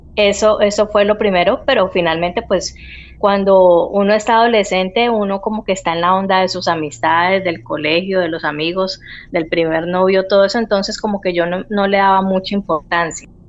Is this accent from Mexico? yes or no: no; Cali, Valle del Cauca, Colombia; moved away as an adult; now in Spain; yo soy de Colombia, eh, soy de una ciudad que se llama Cali